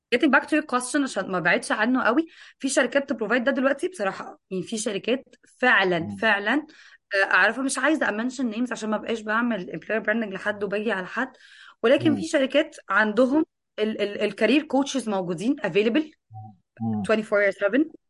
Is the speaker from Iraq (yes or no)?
no; Egypt; عندنا في مصر